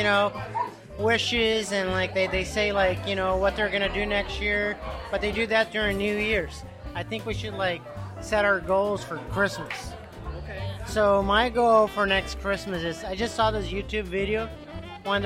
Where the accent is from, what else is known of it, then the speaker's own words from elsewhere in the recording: Brazil; moved away; growing up in Brazil